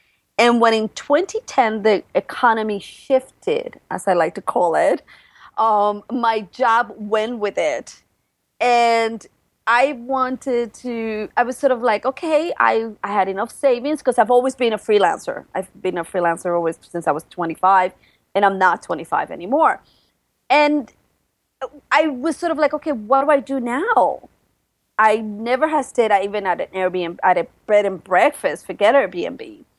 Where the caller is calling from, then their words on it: Brooklyn, New York, United States; And I am coming from Brooklyn, New York. And come on, Brooklyn is so cool nowadays. We're almost like our own country. We're better than Manhattan nowadays.